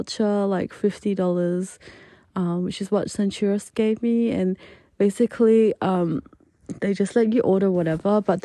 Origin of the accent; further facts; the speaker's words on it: Adelaide, South Australia, Australia; moved away as an adult; also born or lived in Japan; now in Melbourne, Australia; my hometown in Adelaide